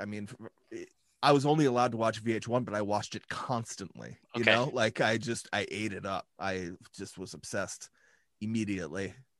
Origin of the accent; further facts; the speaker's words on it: North Dakota, United States; I've always been here.